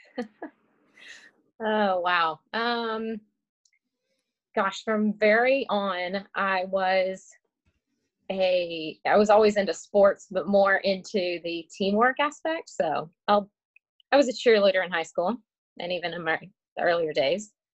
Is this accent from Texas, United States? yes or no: yes; McKinney, Texas, United States; I grew up just outside of Dallas, Texas, in a place called McKinney